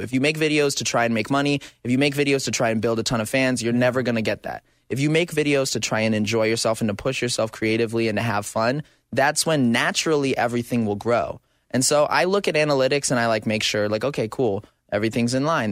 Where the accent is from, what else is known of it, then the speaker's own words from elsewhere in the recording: Arizona, United States; now in Southern California, United States; I grew up in Arizona